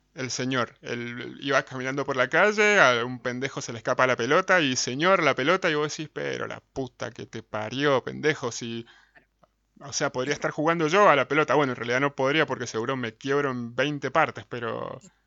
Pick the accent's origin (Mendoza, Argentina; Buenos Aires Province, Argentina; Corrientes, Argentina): Mendoza, Argentina; Somos de Mendoza